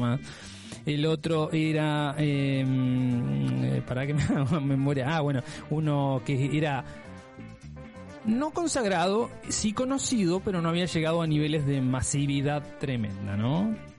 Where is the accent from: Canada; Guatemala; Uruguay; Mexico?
Uruguay; Sí, soy uruguayo, por supuesto, ese es mi país de origen